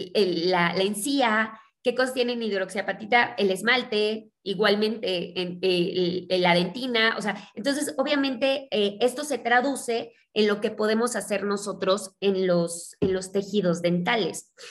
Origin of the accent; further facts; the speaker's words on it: Mexico; also born or lived in Mexico City; yo soy mexicana, eh, vivo en la Ciudad de México